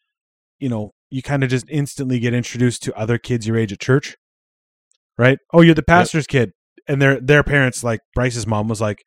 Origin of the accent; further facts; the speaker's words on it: Sylvan Lake, Alberta, Canada; also born or lived in Calgary, Alberta; I came from Cold Lake, which is northern Alberta, which is fucking way behind. So I showed up here